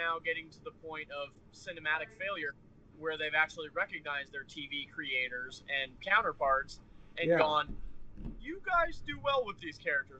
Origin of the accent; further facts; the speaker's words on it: Nebraska, United States; Nebraska. We just kind of catch like the aftershocks of everybody's weather. We catch like the corners of everybody's weather